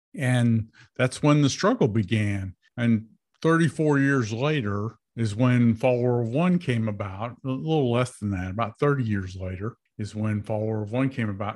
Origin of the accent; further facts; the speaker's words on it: United States; I was born in America